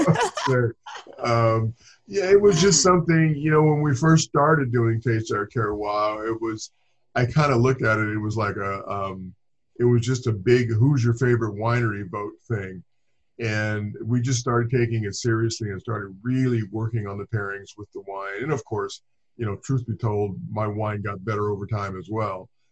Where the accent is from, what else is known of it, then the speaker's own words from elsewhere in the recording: Inglewood, California, United States; moved away as an adult; now in Livermore, United States; I grew up in Inglewood, California. I've lived in Southern I lived in Southern California for over 40 years.